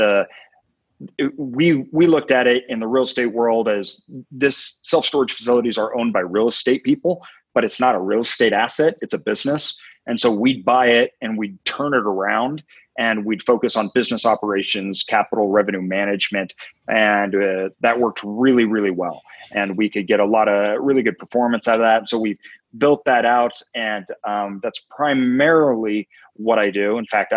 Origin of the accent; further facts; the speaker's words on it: Boise, Idaho, United States; So I'm from Boise, Idaho. Kind of born and raised over that way.